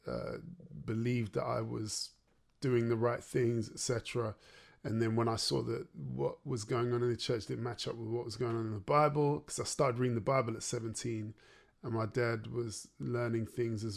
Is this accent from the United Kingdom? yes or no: yes; Derby, East Midlands, United Kingdom; moved away as an adult; now in London, United Kingdom; I grew up in the Midlands. I grew up in Derby.